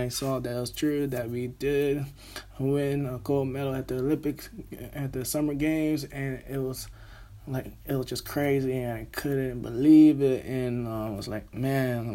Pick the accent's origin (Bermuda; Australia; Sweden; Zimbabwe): Bermuda; now in Birmingham, United Kingdom; I am Bermudian, currently living here in Birmingham, England